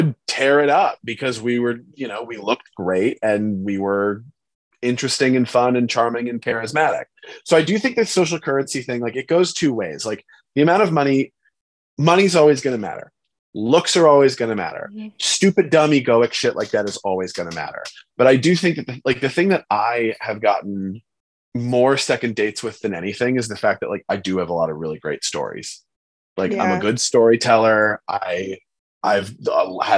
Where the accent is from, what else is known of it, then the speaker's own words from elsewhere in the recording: San Francisco, California, United States; I grew up in San Francisco